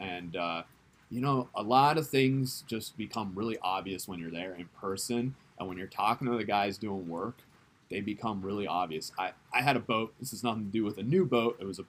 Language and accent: English; Japan; born there; also born or lived in South Africa / Tulsa, United States / Netherlands; I was born in Japan, and we moved to South Africa, we moved to Tulsa, Oklahoma, we moved to Holland, we lived in Holland for 8 years